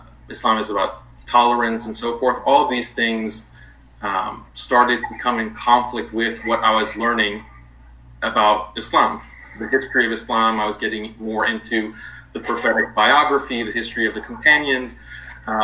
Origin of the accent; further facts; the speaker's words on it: United States; I was born and raised in the United States. My parents are Iranian